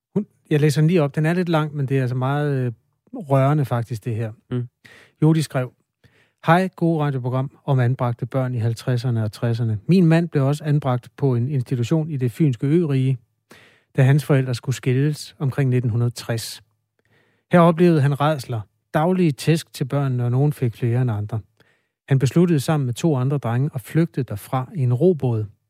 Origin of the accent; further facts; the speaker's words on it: Denmark; jeg er også fra Danmark, hvor vi underspiller alle følelser